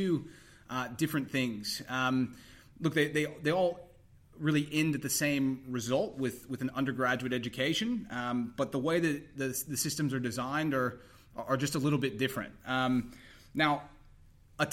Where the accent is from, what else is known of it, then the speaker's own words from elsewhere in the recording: Texas, United States; moved away as an adult; now in Australia; I grew up in Texas originally